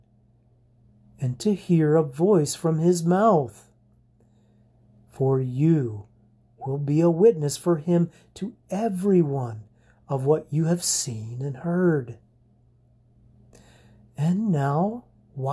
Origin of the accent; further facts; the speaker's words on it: United States; we treasure our American citizenship and even brag about being Americans